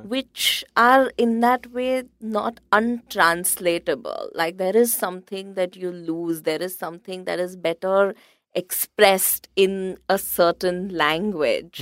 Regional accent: India; also born or lived in London; as an Indian typographer

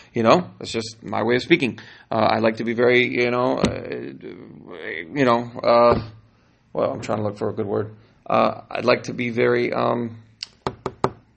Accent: California, United States; now in Miami, United States; I'm from California

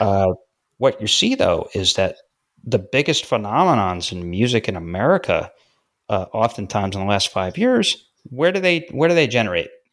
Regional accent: Syracuse, New York, United States; I grew up in Syracuse, New York.

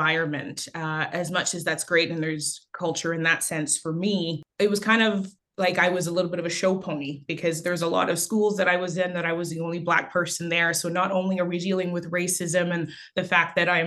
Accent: Canada; born or raised there; also born or lived in Haiti

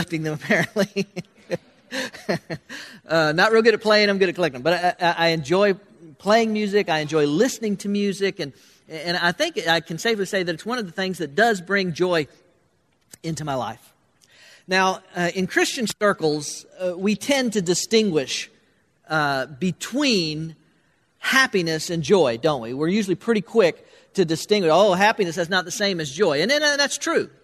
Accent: Florida, United States; moved away; growing up in Florida, where we had no snow

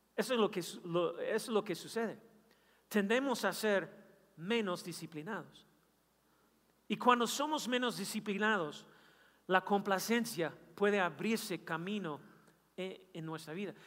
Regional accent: Kansas City, Missouri, United States; Yo nací en Kansas City

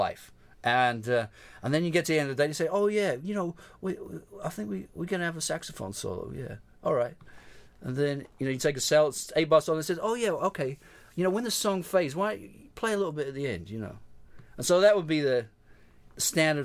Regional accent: London, United Kingdom; moved away as an adult; also born or lived in New York; being a musician growing up in London

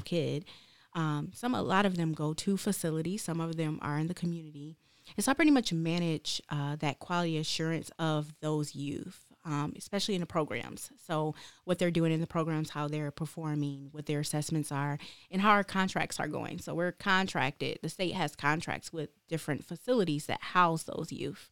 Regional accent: Detroit, Michigan, United States; moved away as an adult; now in Lansing, United States; I'm actually from Detroit, Michigan, born and raised

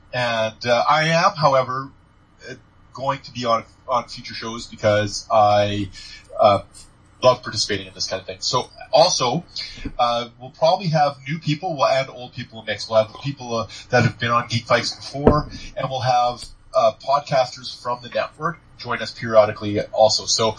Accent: Canada; I'm Canadian.

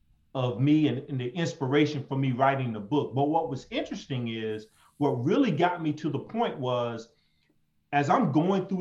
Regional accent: Jacksonville, Florida, United States; I'm from Florida, Jacksonville, Florida, and born and raised

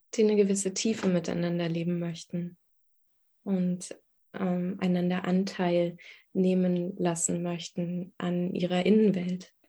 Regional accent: Berlin, Germany; Ich bin Berlinerin, ähm, im Ostteil der Stadt geboren, die ersten sieben Jahre dort aufgewachsen

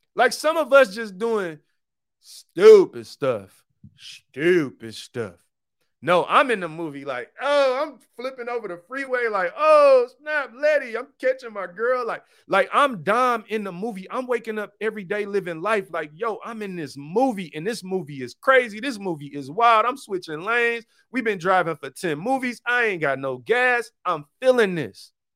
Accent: Detroit, Michigan, United States; I'm from Detroit. I grew up on Seven Mile. Detroit was 88% black when I was growing up

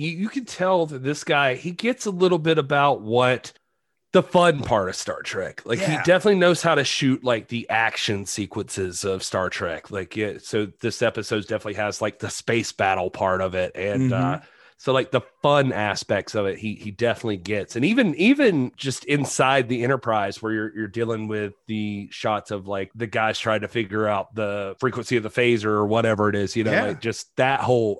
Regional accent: Georgia, United States; I grew up in Georgia

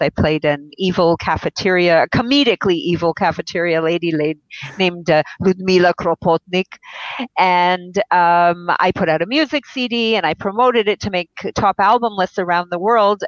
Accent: Israel; I was born in Israel

